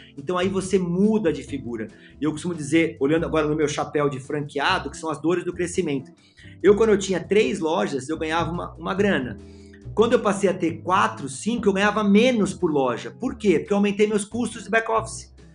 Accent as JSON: {"language": "Portuguese", "region": "São Paulo", "country": "Brazil", "said": "Eu sou de São Paulo"}